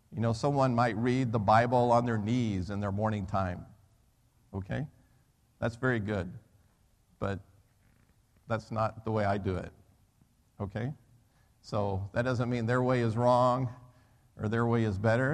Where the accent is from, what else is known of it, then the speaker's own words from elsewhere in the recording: United States; moved away as an adult; also born or lived in Birmingham; I'm an American, right? So I never grew up playing soccer